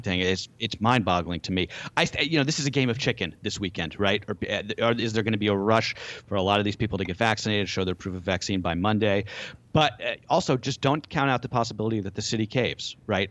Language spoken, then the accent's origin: English; United States; we being American consumers